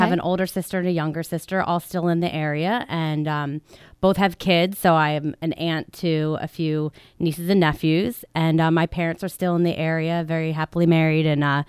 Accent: Drexel Hill, Pennsylvania, United States; Yes, I grew up in Drexel Hill, so right in the Delaware County area, and I went to high school, to Upper Darby High School, and to college at Temple University. So I am a local girl

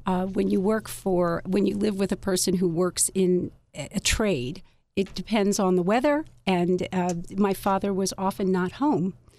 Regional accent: Philadelphia, Pennsylvania, United States; I grew up in Philadelphia

